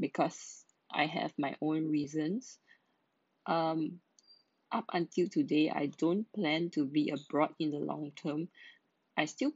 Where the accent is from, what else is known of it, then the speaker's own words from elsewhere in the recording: Malaysia; now in Singapore; I'm a Malaysian working in Singapore.